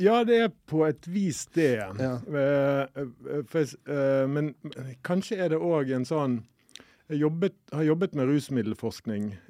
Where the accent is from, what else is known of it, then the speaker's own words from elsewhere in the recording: Bergen, Vestland, Norway; jeg kommer fra Bergen